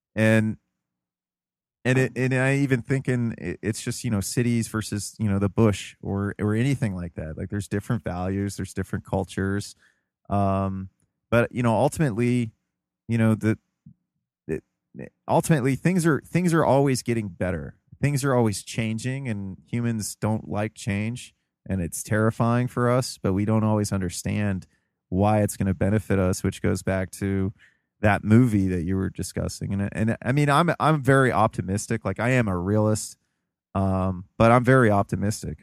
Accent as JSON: {"language": "English", "country": "United States", "also_born_or_lived": "Ohio", "said": "as an American, you know, um, our main religion is individualism"}